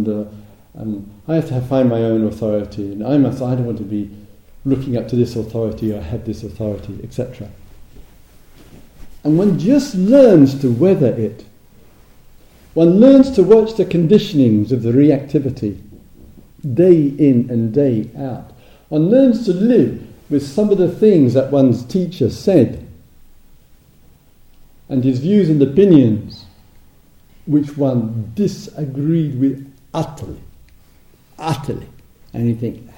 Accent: England, United Kingdom; moved away as an adult; also born or lived in Thailand; being English and totally lazy in terms of learning a foreign language, I'm English.

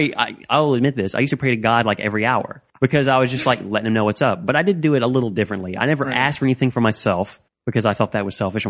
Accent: the South, United States; And we were raised in the South.

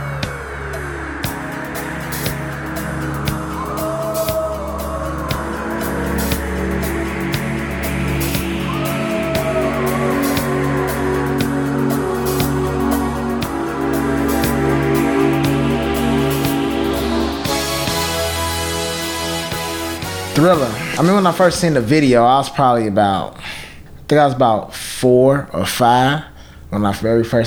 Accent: Chicago, Illinois, United States; I grew up in Chicago. I grew up in All Gill Gardens, housing projects. It's on 131st and Ellis

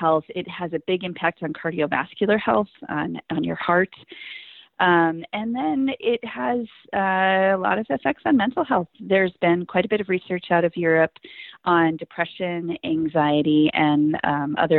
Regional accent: Montana, United States; moved away; also born or lived in upstate New York; I'm from Montana

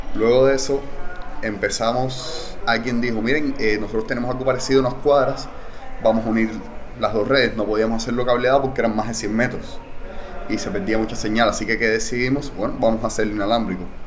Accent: Cuba; soy cubano

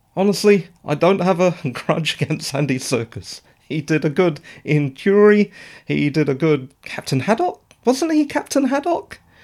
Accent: England, United Kingdom; I'm English

